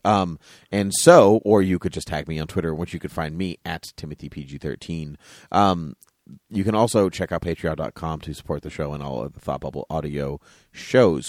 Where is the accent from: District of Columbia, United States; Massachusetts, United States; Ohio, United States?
Massachusetts, United States; we're from Massachusetts